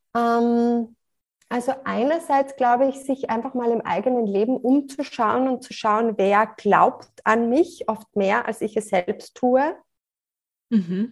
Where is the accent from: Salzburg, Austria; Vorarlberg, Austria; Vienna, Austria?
Salzburg, Austria; now in near Graz, Austria; Ich lebe in der Nähe von Graz, komme ursprünglich aus Salzburg